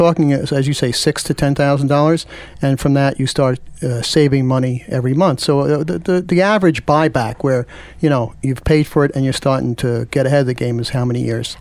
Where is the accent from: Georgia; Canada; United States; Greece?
United States; Red Hook, New York; I'm from the Red Hook